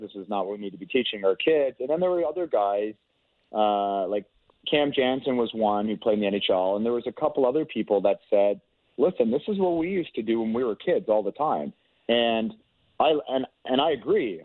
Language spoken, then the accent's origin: English; Toronto, Ontario, Canada; I grew up in the Toronto area